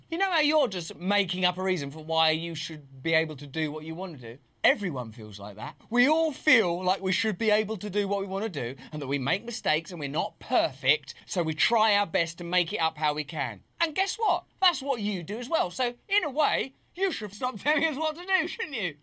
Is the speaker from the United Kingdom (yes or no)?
yes; England, United Kingdom; I'm English